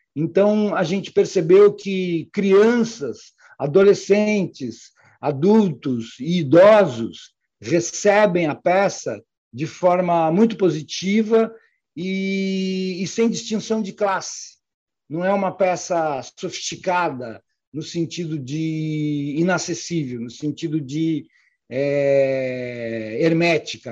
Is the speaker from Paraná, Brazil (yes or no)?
yes; interior of Paraná, Brazil; na cidade onde eu nasci, no interior do Paraná